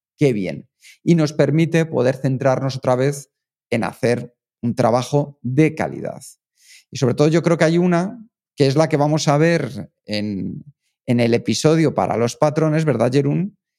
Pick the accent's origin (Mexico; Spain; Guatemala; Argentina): Spain; nosotros somos españoles, somos los más naturales del mundo